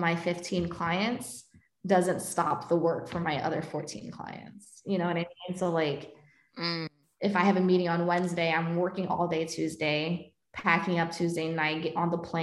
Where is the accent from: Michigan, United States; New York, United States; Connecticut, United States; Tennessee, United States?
New York, United States; moved away; I volunteered to do the New York trips because I'm from New York, and so I would take it as an opportunity to like visit my family